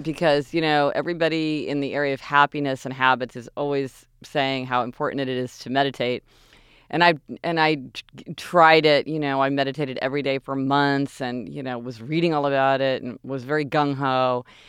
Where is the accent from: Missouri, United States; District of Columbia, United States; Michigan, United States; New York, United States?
Missouri, United States; Kansas City; moved away; we're spoiled growing up in Kansas City